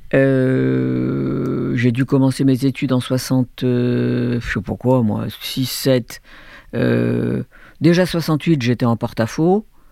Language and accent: French; Algiers, Algiers Province, Algeria; moved away; also born or lived in France / Hong Kong / Beijing; J'ai grandi avec la guerre d'Algérie, dans une famille de gauche, de juifs de gauche, à Alger